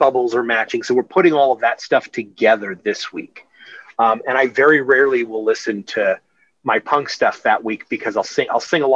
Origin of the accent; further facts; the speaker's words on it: Amityville, New York, United States; moved away; I grew up on Long Island. I grew up in Amityville.